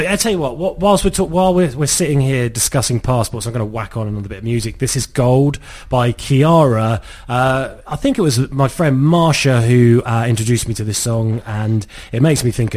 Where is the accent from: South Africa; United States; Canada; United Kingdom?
United Kingdom; Cornwall, South West England; I consider myself Cornish because I was born in Cornwall. My parents are not Cornish, but I am a Cornishman.